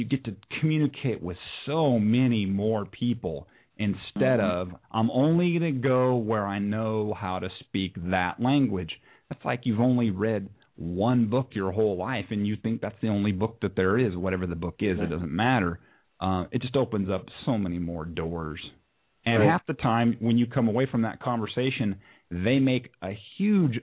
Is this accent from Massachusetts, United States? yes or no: no; San Diego, California, United States; now in Tennessee, United States; I grew up in Southern California. I grew up in the San Diego area